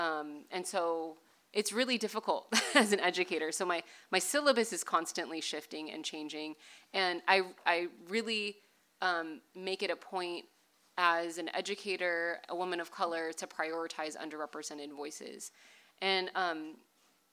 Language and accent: English; Bay Area, California, United States; I grew up in the Bay Area